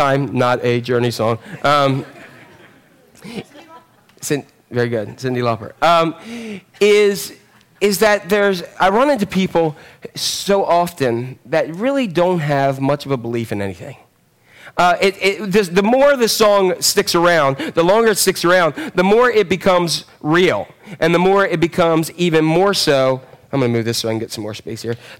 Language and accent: English; Northeast Maryland, United States; Born and raised in Northeast Maryland.